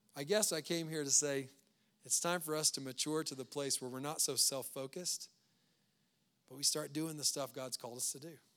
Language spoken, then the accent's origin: English; Louisiana, United States; now in Loveland, United States; We're from Louisiana